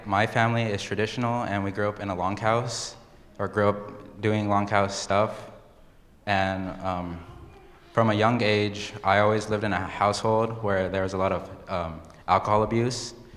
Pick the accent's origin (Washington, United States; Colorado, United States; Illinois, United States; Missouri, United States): Washington, United States; Yakama Reservation; also born or lived in Seattle, Washington; I was born in Seattle, Washington, and but I was raised in the Yakima Reservation